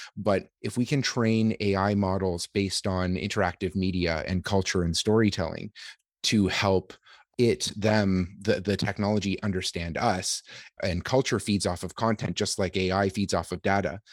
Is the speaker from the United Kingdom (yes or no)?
no; Canada; as a Canadian